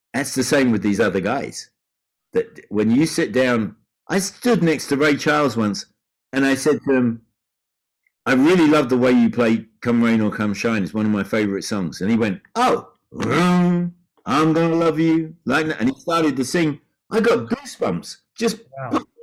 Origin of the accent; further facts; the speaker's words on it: Brighton, South East England, United Kingdom; moved away; my hometown in Brighton.